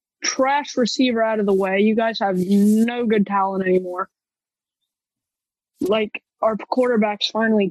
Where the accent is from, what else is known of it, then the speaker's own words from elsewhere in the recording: Pittsburgh, Pennsylvania, United States; I'm from Pittsburgh.